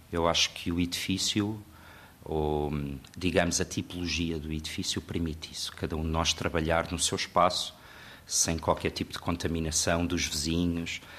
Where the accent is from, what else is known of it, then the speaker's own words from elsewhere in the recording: Lisbon, Portugal; eu sou de Lisboa